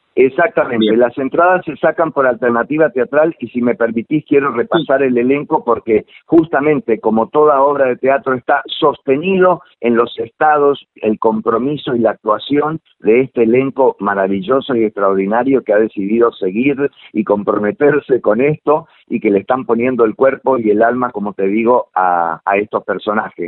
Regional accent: Corrientes, Argentina; moved away as an adult; now in Buenos Aires, Argentina; yo nací en, un lugar como alejado de la ciudad, en Corrientes, soy correntino

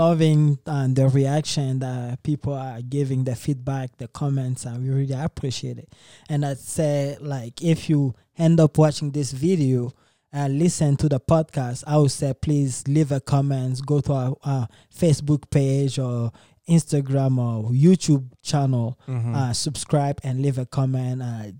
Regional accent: DR Congo; I'm from Democratic Republic of Congo.

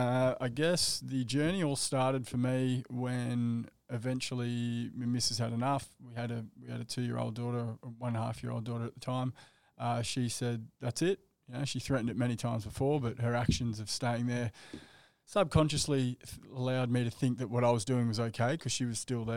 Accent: Surfers Paradise, Queensland, Australia; also born or lived in Western Sydney; you moved up to the Gold Coast when I was 13 from Western Sydney. Grew up in Surfers Paradise. I still live there today.

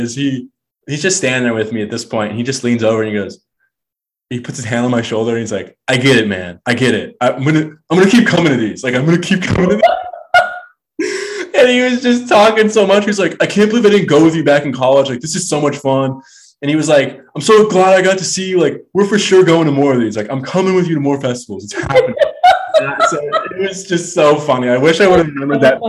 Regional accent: Florida, United States; moved away; it's in my home state

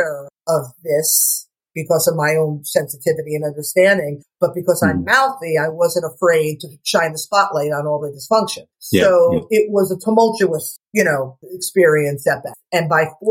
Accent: New Jersey, United States; now in Stuart, United States; I'm from Jersey. My parents are from North Jersey, and my father worked in the city

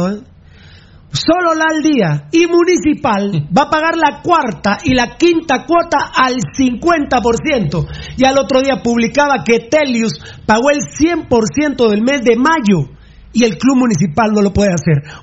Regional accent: Sololá, Guatemala; born there; Yo también nací en Sololá, soy sololeño

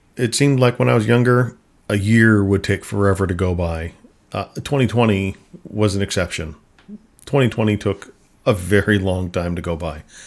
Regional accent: Minnesota, United States; I grew up in Minnesota

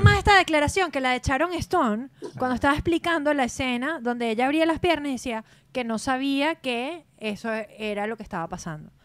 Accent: Venezuela

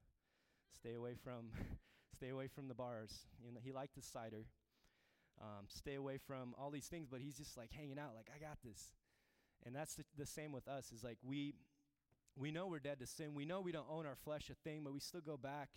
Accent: Turkmenistan; moved away; I'm from the Middle East, Turkmenistan.

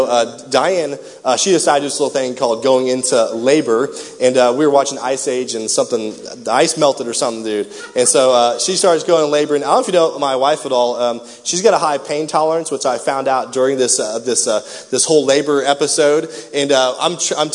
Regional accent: Raytown, Missouri, United States; I grew up in Raytown.

